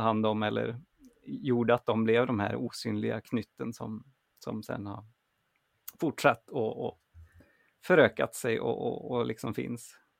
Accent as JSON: {"language": "Swedish", "town": "Grums", "region": "Värmland", "country": "Sweden", "tie": "born or raised there", "moved": "yes", "said": "i Värmland där jag växte upp"}